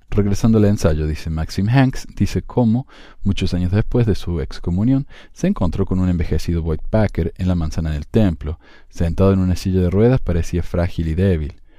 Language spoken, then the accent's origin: Spanish; Spain; un miembro converso español